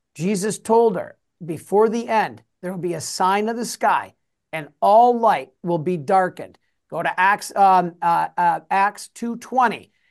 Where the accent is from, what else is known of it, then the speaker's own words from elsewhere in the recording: Detroit, Michigan, United States; I'm from Detroit.